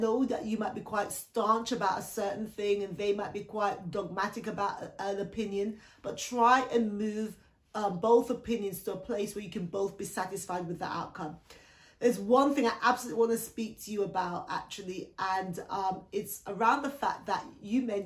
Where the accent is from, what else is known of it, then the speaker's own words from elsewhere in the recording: Jamaica; now in United Kingdom; I was born in the Caribbean, so I was born in Jamaica